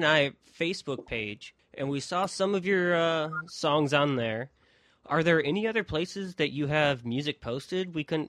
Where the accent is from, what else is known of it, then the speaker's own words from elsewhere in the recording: Midwest, United States; moved away; Yeah, because I grew up in the Midwest